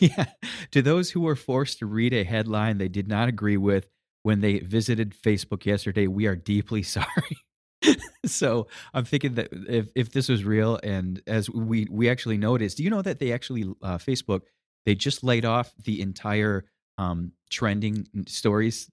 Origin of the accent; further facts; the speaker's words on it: Michigan, United States; I'm from Michigan, Detroit cars